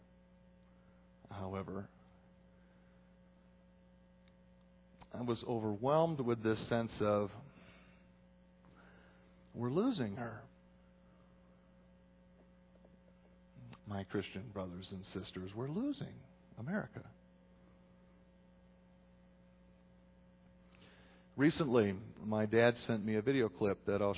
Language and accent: English; United States; I'm an American, but I'm Dutch, too